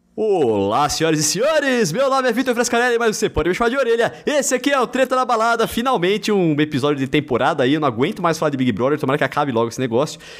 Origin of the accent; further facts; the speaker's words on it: Lençóis Paulista, São Paulo, Brazil; now in São Paulo, Brazil; eu e o Brunão somos da mesma cidade, nós somos de Lençóis Paulista